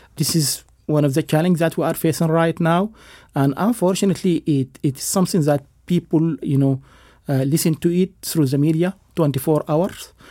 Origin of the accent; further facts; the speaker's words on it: United States; as an American